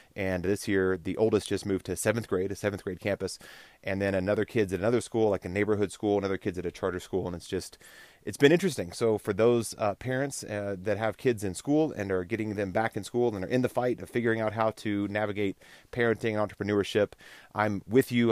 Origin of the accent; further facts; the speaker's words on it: Texas, United States; I grew up in Texas